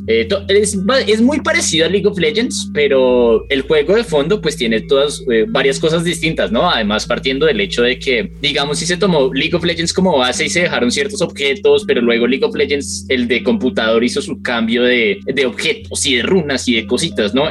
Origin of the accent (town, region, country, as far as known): Colombia